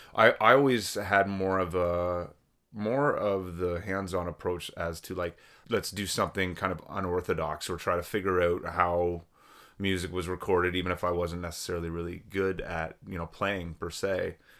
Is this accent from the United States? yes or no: no; Oshawa, Ontario, Canada; moved away as an adult; now in Peterborough, Canada; I'm born and raised in Oshawa